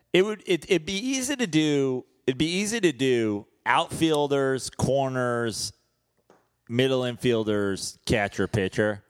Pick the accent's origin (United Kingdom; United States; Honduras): United States; Katonah, New York; I'm born in New York, and I lived in York. Yeah, I'm from Katona